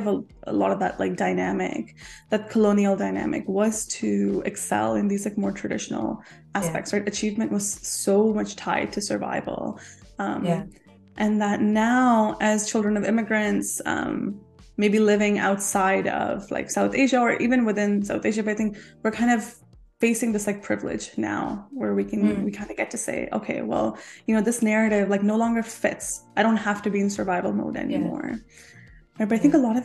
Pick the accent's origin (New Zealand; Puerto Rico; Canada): Canada; also born or lived in India; I was born in India, but I was raised in Canada.